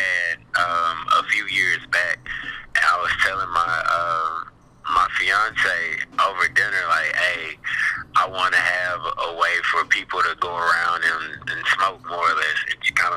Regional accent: Houston, Texas, United States; Born and raised in Houston, Fifth Ward, East Side, graduated from Fur High School

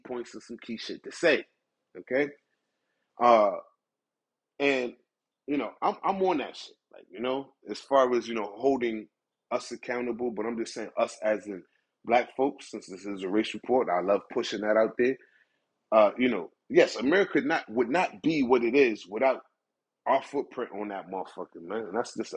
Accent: United States; As an American

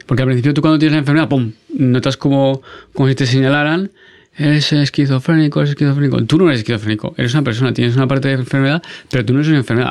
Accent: Aragon, Spain; also born or lived in France; como buen aragonés cabezudico

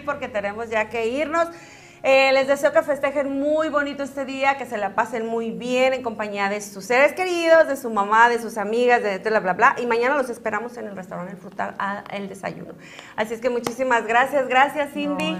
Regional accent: Zacatecas, Mexico; moved away; allá en Zacatecas, en mi tierra natal

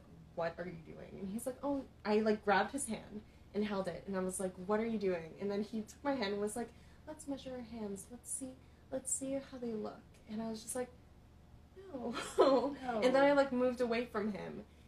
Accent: Philippines; I've experienced so many guys who are just attracted to me because I'm Filipino

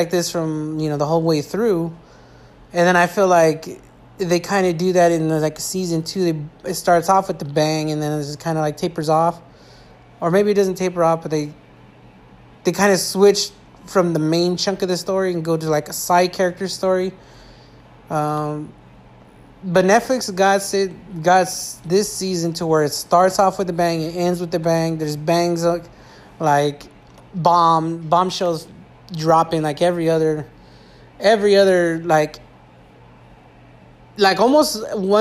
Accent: California, United States; I'm from California.

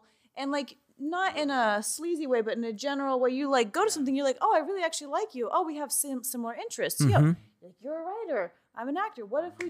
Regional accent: Georgia, United States; moved away as an adult; now in Los Angeles, United States; I'm from Georgia, and I moved here when I was 18.

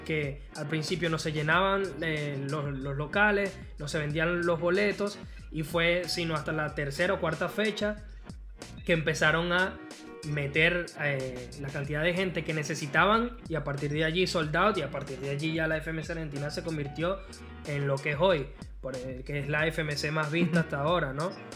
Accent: Venezuela; a mí como venezolano

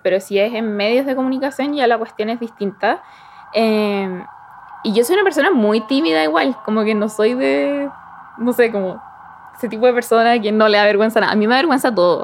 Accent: Chimbarongo, O'Higgins, Chile; soy de Chimarongo.

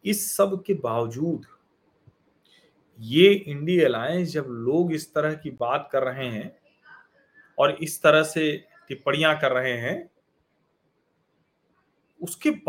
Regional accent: Prayagraj, Uttar Pradesh, India; मैं तो प्रयाग का रहने वाला हूं मैं आपको बताऊं हमारा दारागंज घर है

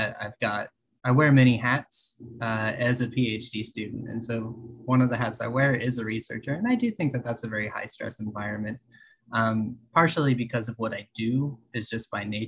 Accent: west of Fort Worth, Texas, United States; moved away as an adult; also born or lived in Austin, Texas; now in California, United States; I grew up in Texas, west of Fort Worth. I spent 7 years in Austin

